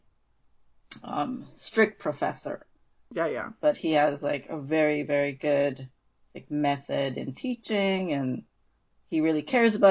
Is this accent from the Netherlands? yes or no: no; Indonesia; moved away as an adult; I grew up mostly in Indonesia.